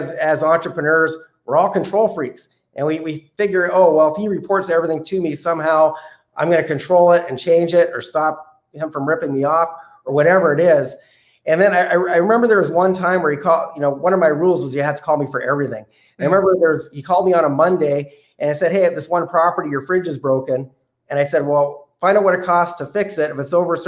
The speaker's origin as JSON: {"language": "English", "country": "Canada", "said": "as a Canadian"}